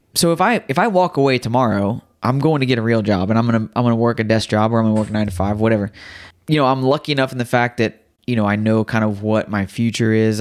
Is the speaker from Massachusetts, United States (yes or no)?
no; Riverton, Illinois, United States; moved away; I was in Riverton.